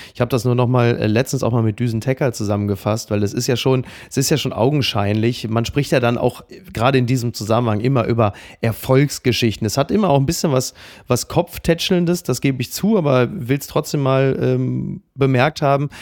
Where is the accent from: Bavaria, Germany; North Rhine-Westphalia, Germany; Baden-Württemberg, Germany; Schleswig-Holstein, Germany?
North Rhine-Westphalia, Germany; Dortmund area; ich als jemand, der aus der Gegend kommt